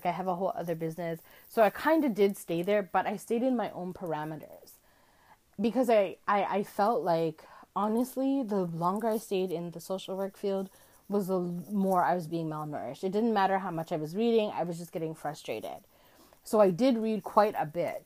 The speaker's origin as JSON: {"language": "English", "country": "Canada", "said": "I live in Canada, and as a Canadian"}